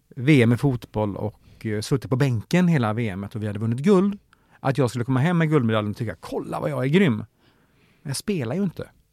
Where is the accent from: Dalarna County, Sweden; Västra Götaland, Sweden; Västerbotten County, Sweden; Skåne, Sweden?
Dalarna County, Sweden; Mora; i Mora där jag är född och uppvuxen